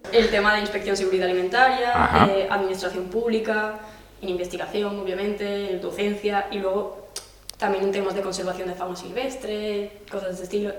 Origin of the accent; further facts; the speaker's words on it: France; moved away; soy de Francia